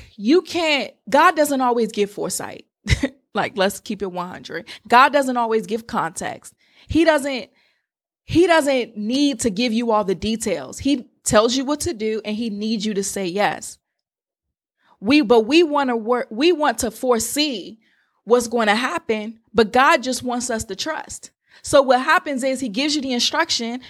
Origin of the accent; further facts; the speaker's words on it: Washington, District of Columbia, United States; I'm from the Washington, D C area